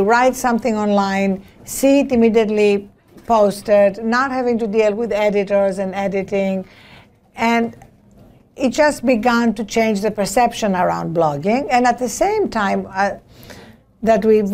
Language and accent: English; Greece; now in United States; As you can hear from my accent, I was not born in this country. I'm an immigrant, a naturalized immigrant, whatever that may mean. I was born in Greece.